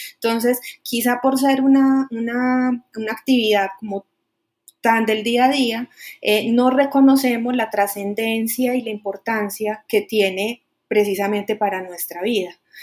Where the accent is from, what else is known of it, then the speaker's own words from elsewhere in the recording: Colombia; como colombiano